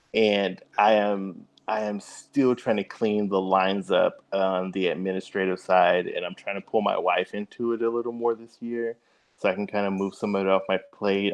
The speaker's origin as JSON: {"language": "English", "town": "Oak Ridge", "region": "Tennessee", "country": "United States", "tie": "born or raised there", "moved": "yes", "lives_now": "Nashville, United States", "said": "born and raised in East Tennessee, uh, little city of Oak Ridge"}